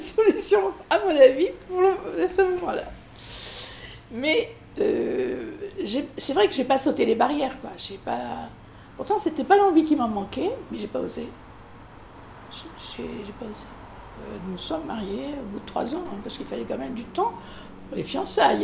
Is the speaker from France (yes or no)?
yes; Périgueux, Nouvelle-Aquitaine, France; born or raised there; now in Bordeaux, France